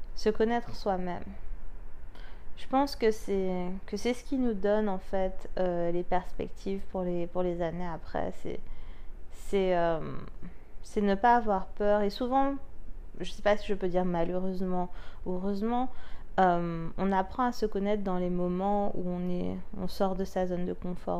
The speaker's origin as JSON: {"language": "French", "country": "France", "said": "Nous, en tant que Français"}